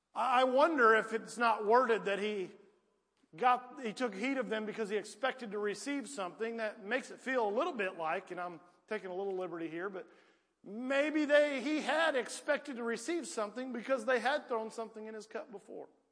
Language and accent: English; Piedmont, United States; I was raised in Piedmont